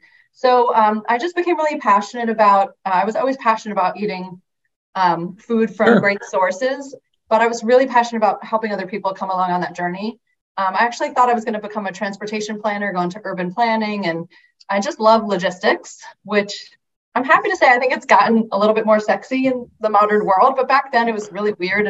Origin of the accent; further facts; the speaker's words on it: Long Island, New York, United States; moved away as an adult; also born or lived in Ohio; I grew up on Long Island in New York and became a vegetarian for random happenstance and moved to Ohio for college